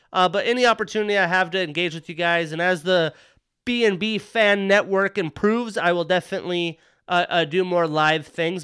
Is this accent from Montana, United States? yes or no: yes; Missoula, Montana, United States; I'm from Missoula, Montana